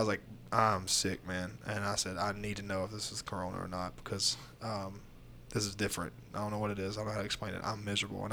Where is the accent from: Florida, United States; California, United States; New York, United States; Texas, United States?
Florida, United States; moved away; I grew up there